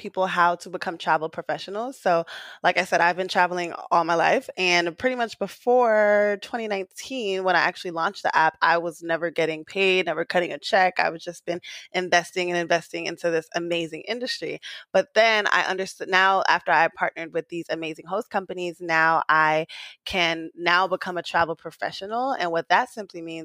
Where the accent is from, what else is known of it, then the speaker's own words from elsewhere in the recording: New York City, New York, United States; I was born and raised in Queens.